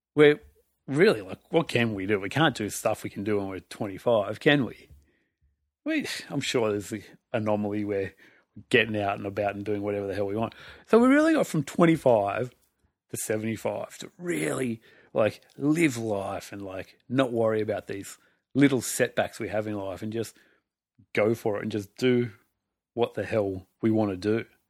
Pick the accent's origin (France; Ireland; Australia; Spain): Australia; I'm from Australia